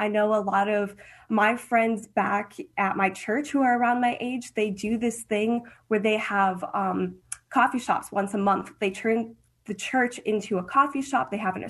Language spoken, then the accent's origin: English; Ukraine; first language Ukrainian; It would be a mix of Ukrainian and English. I grew up in Ukrainian school. So, the only time I spoke English as a little girl was when I was talking with my parents.